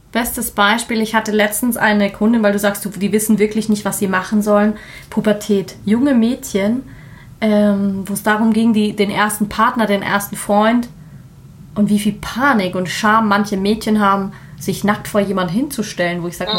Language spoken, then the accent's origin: German; Germany; bei uns ist es genauso in Deutschland